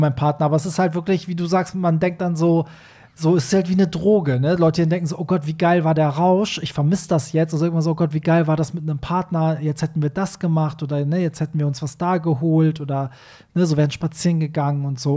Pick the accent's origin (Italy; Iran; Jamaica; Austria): Iran; now in Germany; als Iraner, äh, also der aus einem Land kommt, wo halt Schwule bis heute irgendwie ermordet werden